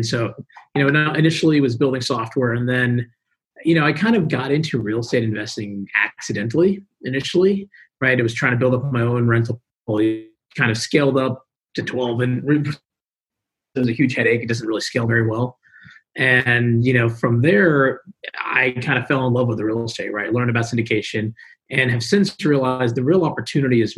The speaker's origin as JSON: {"language": "English", "town": "Houston", "region": "Texas", "country": "United States", "tie": "born or raised there"}